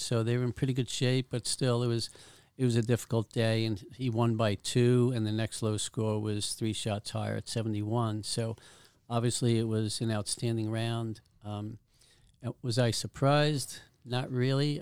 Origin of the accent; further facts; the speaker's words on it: New York City, New York, United States; moved away; I'm from Staten Island. We practiced at a public golf course